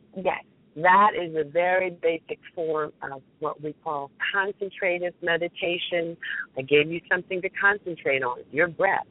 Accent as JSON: {"language": "English", "region": "New Jersey", "country": "United States", "said": "I'm from Central Jersey"}